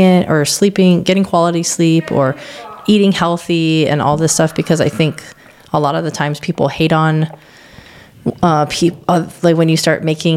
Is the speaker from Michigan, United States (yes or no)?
no; Hawaii, United States; I'm from Hawaii